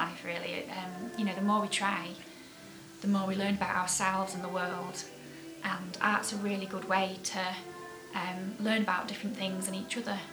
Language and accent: English; Keighley, Yorkshire and the Humber, United Kingdom; my hometown, Keighley. And growing up here